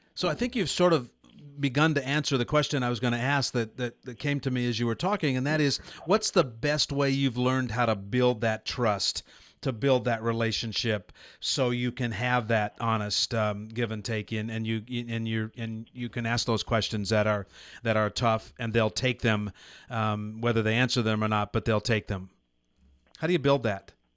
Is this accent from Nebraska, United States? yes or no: yes; Nebraska, United States; moved away as an adult; also born or lived in California; I grew up in Nebraska, went to college here 40 years ago